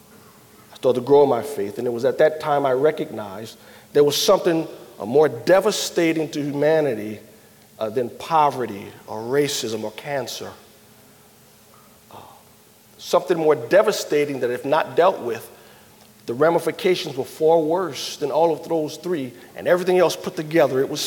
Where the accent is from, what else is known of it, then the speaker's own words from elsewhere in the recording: New Orleans, Louisiana, United States; now in Chicago, United States; I live in Chicago, but I'm from New Orleans, Louisiana. And grew up there